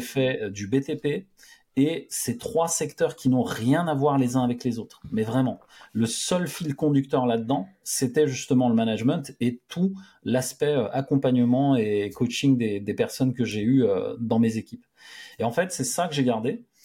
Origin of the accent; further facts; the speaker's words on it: France; j'aime la France, je suis français et je veux rester ici.